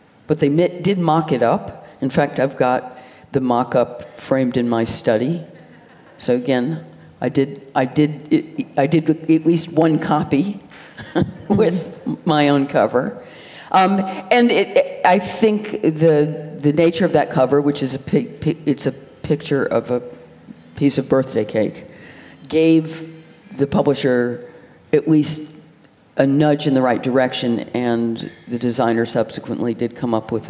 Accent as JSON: {"language": "English", "country": "United States", "said": "being American"}